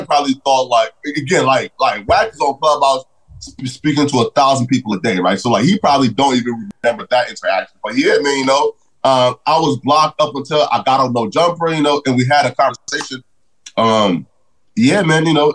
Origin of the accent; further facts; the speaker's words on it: North Dakota, United States; I said North Dakota